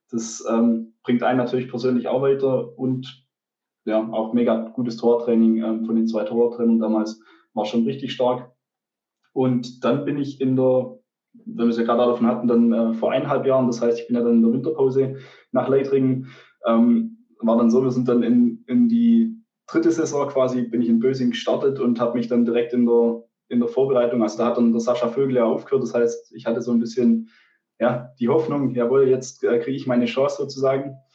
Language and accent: German; Bickelsberg, Baden-Württemberg, Germany; weil ich ähm, komme eigentlich ursprünglich ähm, nicht von Brittheim, also ich komme ursprünglich aus Bickelsberg, da gibt es auch keinen kein, ähm, ja, Sportverein, keinen kein Fußball.